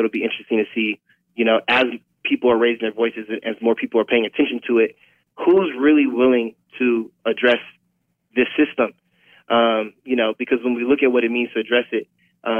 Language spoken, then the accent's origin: English; St. Louis, Missouri, United States; moved away; I'm originally from St. Louis